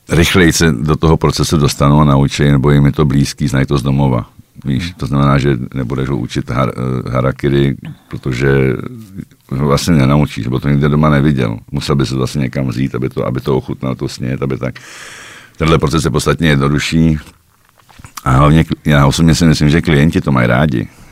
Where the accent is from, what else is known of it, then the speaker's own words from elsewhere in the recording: Czechia; moved away as an adult; now in Slovakia; jsem Čech